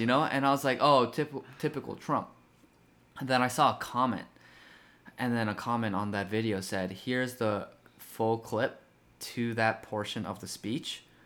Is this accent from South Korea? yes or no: yes; South Korea; now in United States; as a legal immigrant myself, I was born in Korea